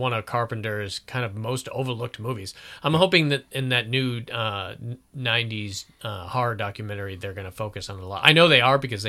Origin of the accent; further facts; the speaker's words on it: Florida, United States; I'm from Florida. We don't have to worry about car inspections.